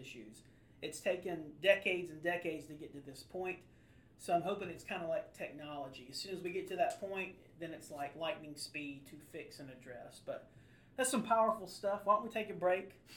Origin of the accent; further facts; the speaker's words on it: LaGrange, Georgia, United States; I grew up in Troop County, LaGrange, Georgia